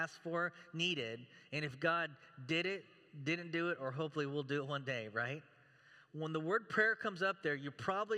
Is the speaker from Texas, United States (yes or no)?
yes; Texas, United States; also born or lived in Chicago; now in Beaverton, United States; I'm from Texas